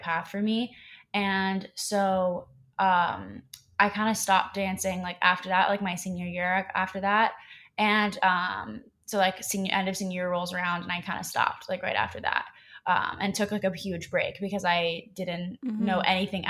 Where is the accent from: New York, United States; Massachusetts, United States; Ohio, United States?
Ohio, United States; Columbus; now in Los Angeles, United States; I'm originally from Columbus, Ohio